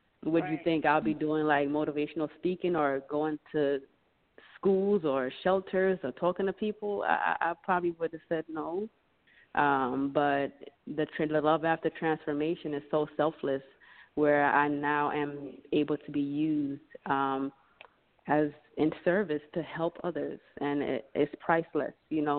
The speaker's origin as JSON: {"language": "English", "country": "Jamaica", "moved": "yes", "lives_now": "United States", "said": "I'm from Jamaica."}